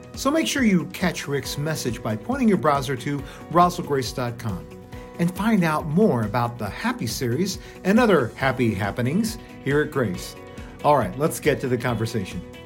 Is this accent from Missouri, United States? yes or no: yes; Kansas City, Missouri, United States; now in New Mexico, United States; I grew up in Kansas City, Missouri